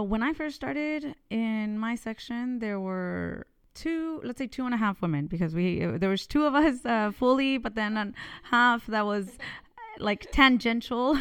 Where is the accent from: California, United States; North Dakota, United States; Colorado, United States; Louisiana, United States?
California, United States; moved away as an adult; also born or lived in Mexico; now in France; I was born in, uh, Mexico, but I was raised in California